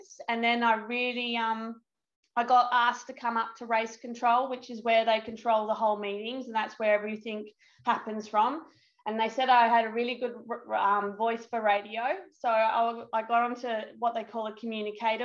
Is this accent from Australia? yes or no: yes; Adelaide, South Australia, Australia; moved away as an adult; now in Sydney, Australia; I'm originally from Adelaide, which is a 15-hour drive from Sydney.